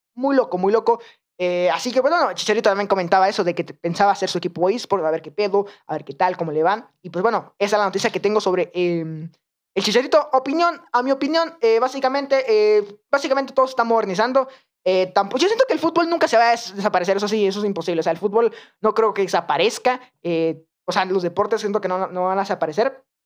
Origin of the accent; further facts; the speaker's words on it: Guatemala; en Guatemala, en mi país